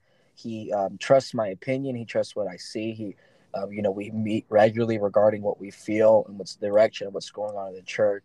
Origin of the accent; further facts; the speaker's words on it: United States; also born or lived in Ensenada, Mexico; I'm from the States